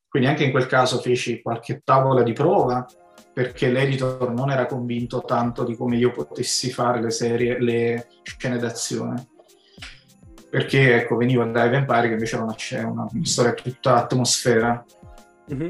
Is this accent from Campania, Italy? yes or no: yes; province of Naples, Campania, Italy; io poi sono di provincia di Napoli, non Napoli centro